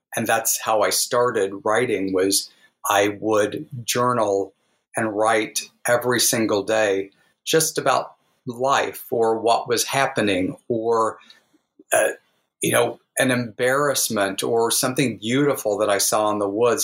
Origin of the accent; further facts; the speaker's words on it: the Ozarks, United States; growing up in the Ozarks